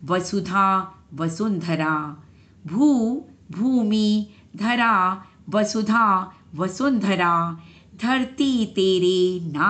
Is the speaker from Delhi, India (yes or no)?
yes; Delhi, India; दिल्ली से हूँ